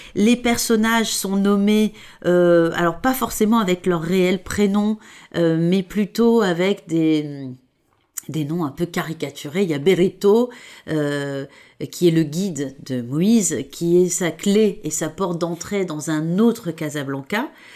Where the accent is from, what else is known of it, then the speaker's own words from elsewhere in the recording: Provence-Alpes-Côte d'Azur, France; je viens de la Côte d'Azur